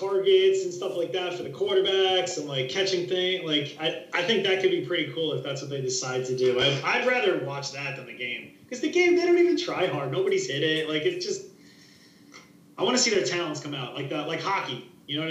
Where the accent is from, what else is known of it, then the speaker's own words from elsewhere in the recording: New York, United States; also born or lived in New Jersey; I'm not from Jersey, but I'm from New York, and I went to school down there